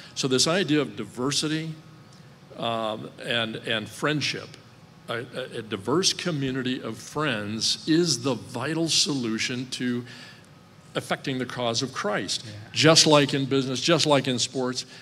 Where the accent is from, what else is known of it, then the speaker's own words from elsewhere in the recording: Midwest, United States; growing up in the Midwest